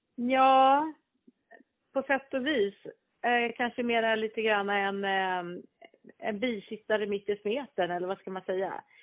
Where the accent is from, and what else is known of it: Stockholm, Stockholm County, Sweden; born or raised there